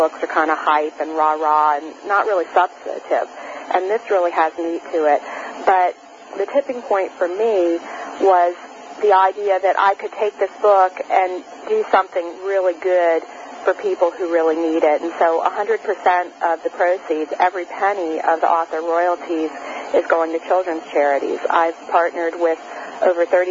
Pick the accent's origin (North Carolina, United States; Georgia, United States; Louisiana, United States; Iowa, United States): Louisiana, United States; New Orleans; I grew up in New Orleans, Louisiana